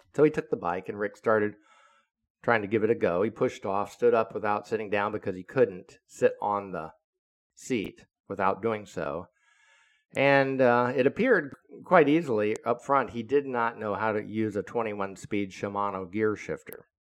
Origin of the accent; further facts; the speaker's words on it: Florida, United States; when I was growing up as a kid in Florida, and I'm born and raised in Florida